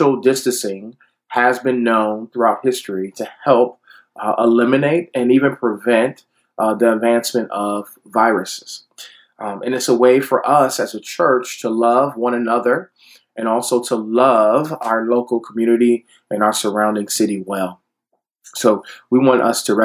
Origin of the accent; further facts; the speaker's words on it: Detroit, Michigan, United States; my Black Baptist church growing up in Detroit